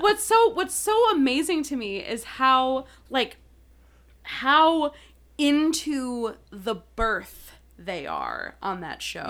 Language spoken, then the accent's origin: English; Milwaukee, Wisconsin, United States; now in Chicago, United States; I was born in Milwaukee.